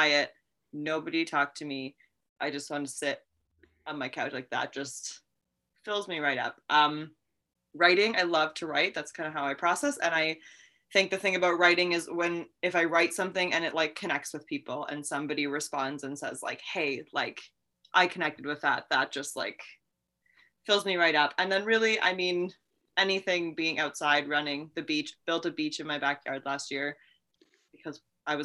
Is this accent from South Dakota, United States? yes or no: yes; Milbank, South Dakota, United States; I grew up, born and raised in Milbank in a house that my dad built himself